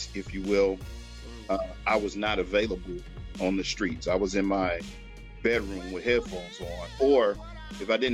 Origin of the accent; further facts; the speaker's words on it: Oakland, California, United States; I grew up in West Oakland and everything was centered around there